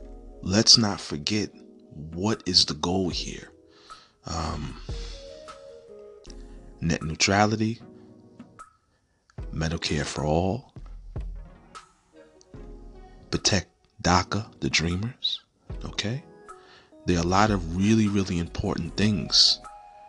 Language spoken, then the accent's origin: English; New York, United States; I come from New York